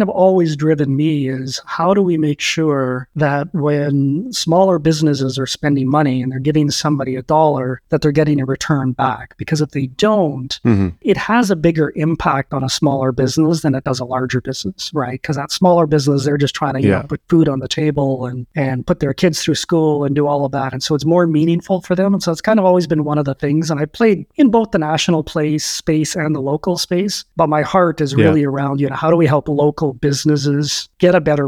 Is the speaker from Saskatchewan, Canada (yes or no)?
yes; Saskatoon, Saskatchewan, Canada; moved away; also born or lived in Calgary; farm boy, grew up on a farm in Saskatchewan. Parents moved us to Saskatoon in the early 80s.